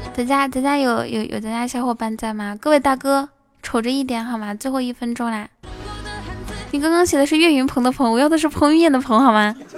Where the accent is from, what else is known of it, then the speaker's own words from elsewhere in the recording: Inner Mongolia, China; moved away; 我是内蒙古的孩子，我可以套马